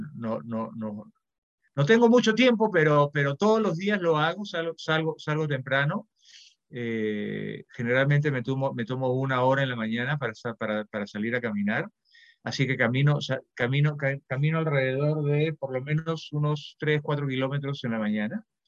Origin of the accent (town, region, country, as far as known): Peru